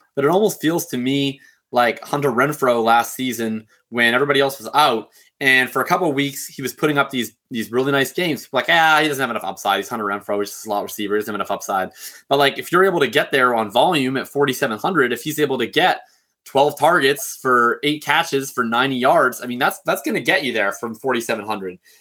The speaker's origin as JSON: {"language": "English", "country": "Canada", "said": "I'm Canadian"}